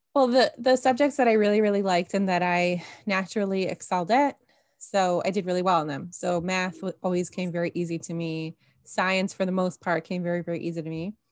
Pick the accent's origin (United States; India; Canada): Canada; Toronto, Ontario; also born or lived in Jerusalem, Israel; now in Karmiel, Israel; I'm originally from Toronto.